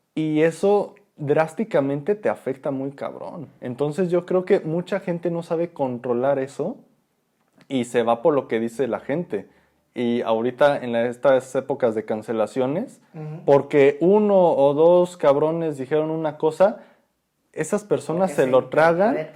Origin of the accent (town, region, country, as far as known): Mexico